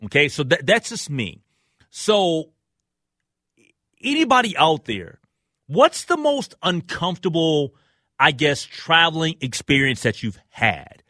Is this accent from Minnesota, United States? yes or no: yes; Minnesota, United States; I'm a Minnesotan